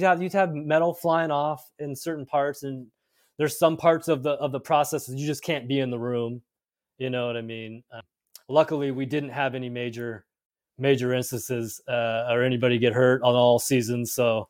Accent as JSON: {"language": "English", "town": "Pasadena", "region": "California", "country": "United States", "tie": "born or raised there", "said": "So I was born here in Pasadena, and that's where Focus was started. And so we lived out here."}